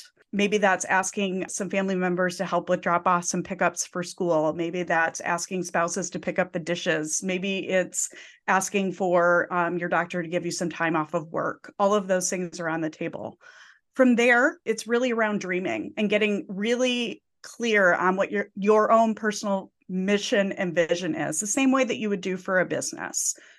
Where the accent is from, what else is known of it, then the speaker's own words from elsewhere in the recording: Midwest, United States; So Josh, we were talking before we were recording before that we're both come from the Midwest.